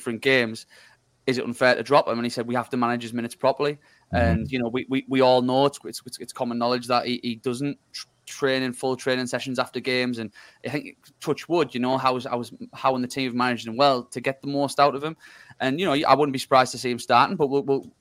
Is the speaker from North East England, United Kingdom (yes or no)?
yes; Hartlepool, North East England, United Kingdom; I'm from Hartlepool.